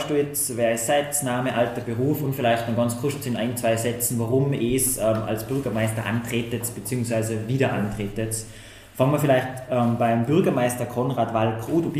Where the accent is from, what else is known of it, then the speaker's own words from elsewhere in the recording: Tyrol, Austria; am 27. Februar haben wir ja bei uns in Tirol eigentlich zwei Wahlen.